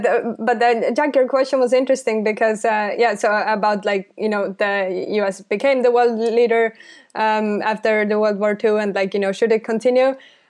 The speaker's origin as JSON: {"language": "English", "country": "Estonia", "said": "I'm coming from Estonia and, like, you know, we were occupied by the Soviet Union"}